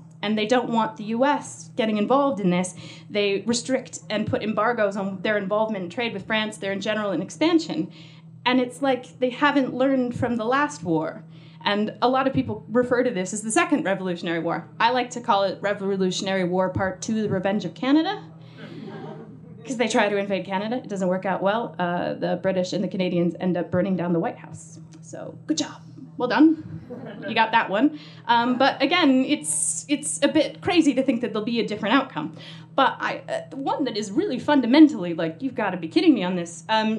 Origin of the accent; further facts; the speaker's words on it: United States; accent: American; because I don't know if you noticed from my accent, I am American